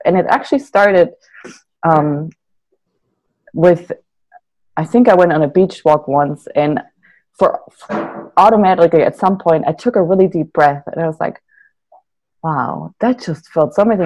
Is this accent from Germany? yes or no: yes; Germany; now in Santa Barbara, United States; I'm from Germany originally. So all my family is still in Germany. I live in Santa Barbara.